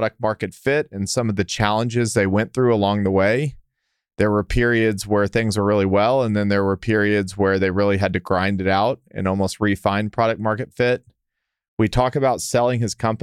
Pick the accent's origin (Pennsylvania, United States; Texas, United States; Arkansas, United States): Texas, United States; El Paso; Matt and I grew up together in El Paso